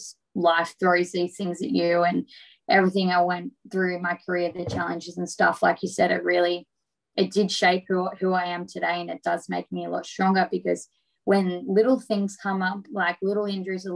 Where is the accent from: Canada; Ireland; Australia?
Australia; Geelong, Victoria; my hometown